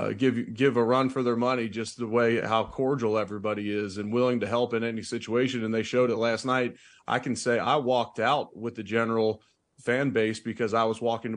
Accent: Cincinnati, Ohio, United States; now in Buffalo, United States; they would ask me about my hometown and then what became my hometown of Buffalo, my original hometown of Cincinnati.

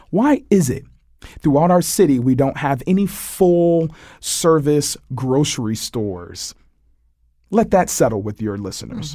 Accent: Hartford, Connecticut, United States; the old department that I grew up in on Barber Street

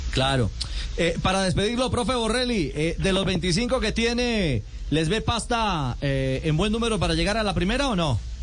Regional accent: Colombia

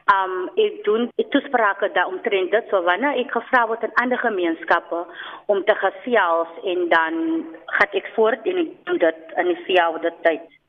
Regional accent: Cape Town, Western Cape, South Africa; Ek is van Oceanview hier in die diep suide

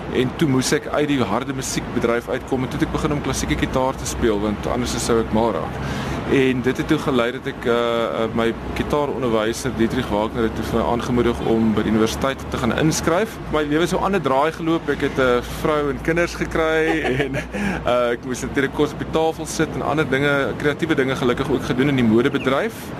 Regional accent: Stellenbosch, Western Cape, South Africa; also born or lived in Pretoria / Noordhoek / Mowbray; so ek het op Stellenbosch groot geword

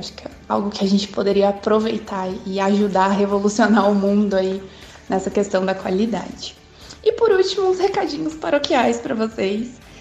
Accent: Joinville, Santa Catarina, Brazil; Eu sou de Joinville, Santa Catarina.

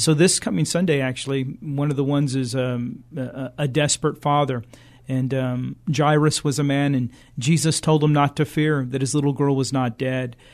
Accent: San Antonio, Texas, United States; we're from San Antonio

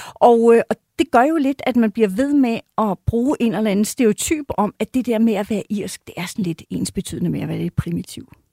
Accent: Denmark; som dansker

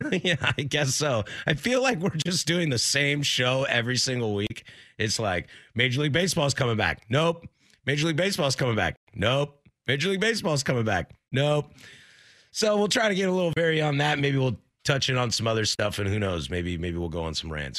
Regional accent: Pacific Northwest, United States; I was born, I am born and raised in the Pacific Northwest.

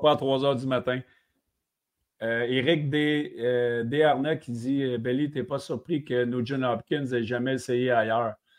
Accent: Quebec, Canada; en étant Québec

